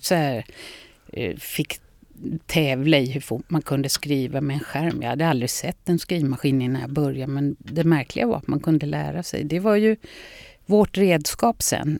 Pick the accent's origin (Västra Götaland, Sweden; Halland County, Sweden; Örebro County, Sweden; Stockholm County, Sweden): Stockholm County, Sweden; Lidingö; Jag är uppvuxen på Lidingö